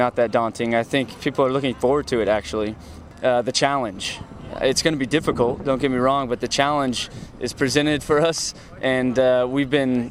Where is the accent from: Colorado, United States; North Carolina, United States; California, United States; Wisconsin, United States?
California, United States; Southern; Growing up in Southern California, the Mexican League was on all the time